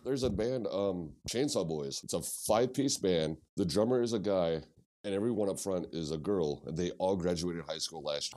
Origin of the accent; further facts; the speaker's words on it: Ste. Genevieve, Missouri, United States; I grew up in Saint Gin.